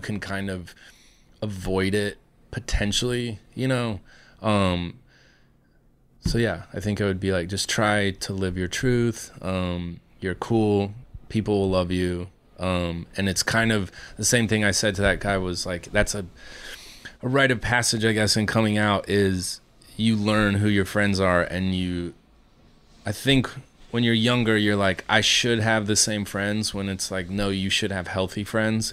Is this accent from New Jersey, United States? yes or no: no; Iowa, United States; I come from Iowa.